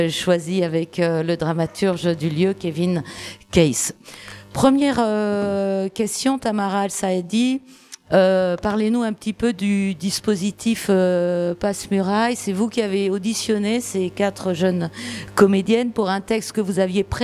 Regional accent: Nantes, Pays de la Loire, France; Je viens de Nantes et la compagnie était en Bretagne.

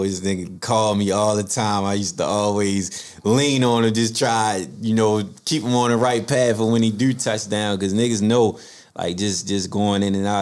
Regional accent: Baltimore, Maryland, United States; growing up in Baltimore

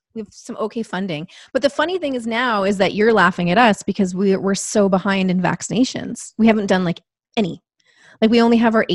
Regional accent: Toronto, Ontario, Canada; also born or lived in Ottawa; And also, I would say I'm from Toronto.

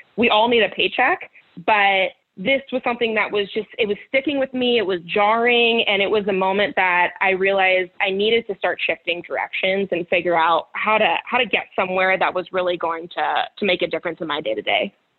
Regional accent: Campbell, California, United States; I grew up in Campbell, California, which is in the South Bay of the Bay Area.

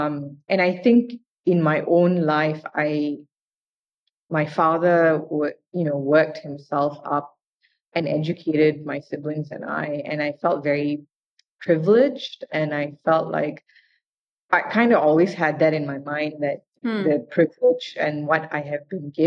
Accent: Malaysia; moved away as an adult; I'm Indian, but I grew up in Malaysia

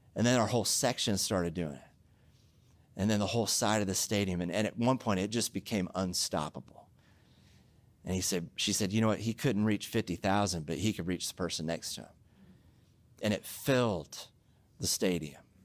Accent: Oklahoma, United States; now in Southern California, United States; I'm from Oklahoma

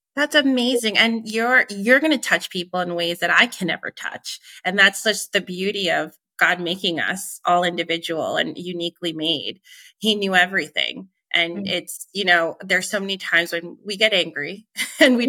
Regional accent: Long Island, New York, United States; moved away; growing up in Long Island

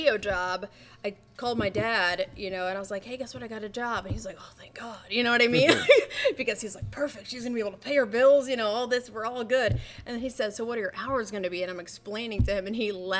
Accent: Nashville, Indiana, United States; moved away as an adult; now in Myrtle Beach, United States; I'm actually from Naubonne, Indiana, which is a very, very small town

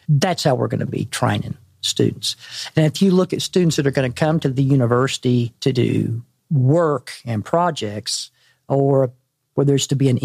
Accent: Arkansas, United States; I'm from Arkansas

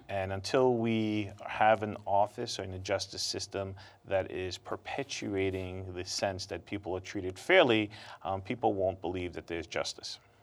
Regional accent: New York City, New York, United States; growing up in Brooklyn

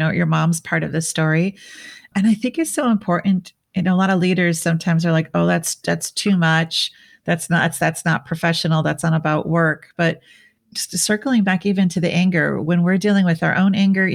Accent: Minnesota, United States; moved away; also born or lived in Switzerland; which is where I grew up

